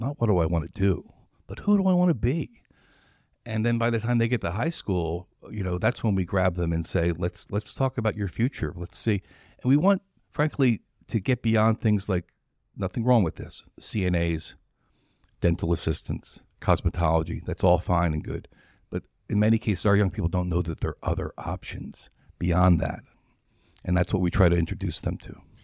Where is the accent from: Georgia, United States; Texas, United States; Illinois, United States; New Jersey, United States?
New Jersey, United States; moved away; also born or lived in Philadelphia, Pennsylvania / Charlotte, North Carolina; From New Jersey. Philadelphia originally, born there, and then raised in New Jersey.